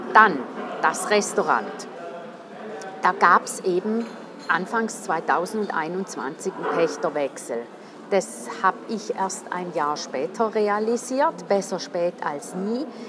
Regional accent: St. Gallen, Switzerland; als St. Galler oder St. Gallerin

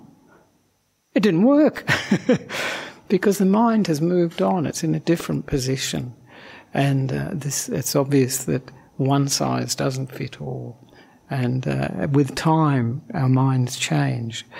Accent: Perth, Western Australia, Australia; moved away as an adult; also born or lived in Sri Lanka; now in Melbourne, Australia; I am originally from Perth, so not from Melbourne.

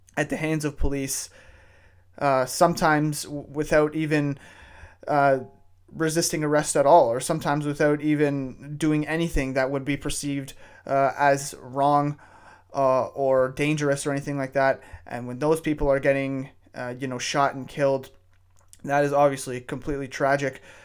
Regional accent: Canada; I'm a white male living uh, living and growing up in Canada

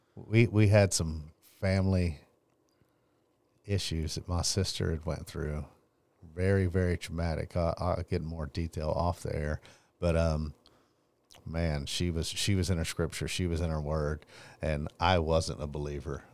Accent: Longview, Texas, United States; I grew up here in Longview, Texas, born and raised

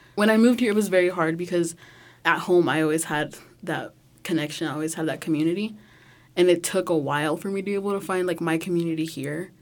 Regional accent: Hennessey, Oklahoma, United States; I'm from Hennessy, Oklahoma

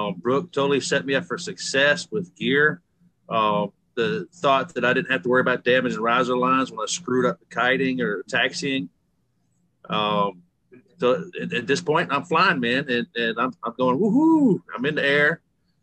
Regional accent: Alabama, United States; I'm from Alabama, flatlander

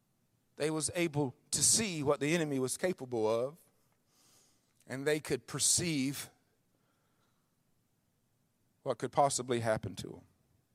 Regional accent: Mississippi, United States; You guys are in the country. I was raised in Mississippi. We had all kind of mud.

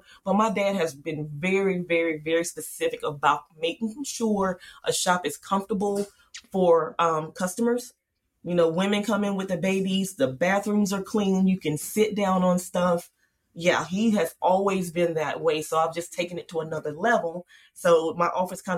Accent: Charlotte, North Carolina, United States; I grew up in Charlotte, so that's a big banking city

